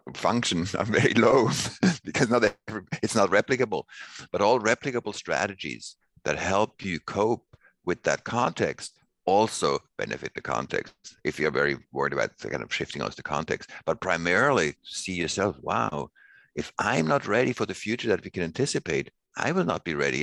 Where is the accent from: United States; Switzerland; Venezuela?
Switzerland; I grew up in Switzerland and I was born in 62.